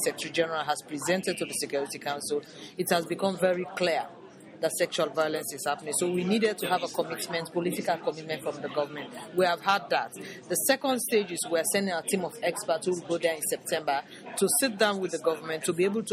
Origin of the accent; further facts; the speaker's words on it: Sierra Leone; I come from a very traditional background in Sierra Leone. The area of the country where I come from, women's rights don't exist